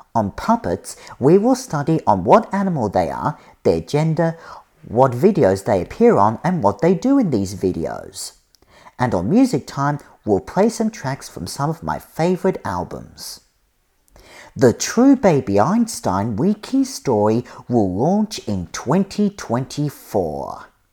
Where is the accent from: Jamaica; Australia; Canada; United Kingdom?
Australia; now in United States; I'm originally from Australia, but I'm studying on America.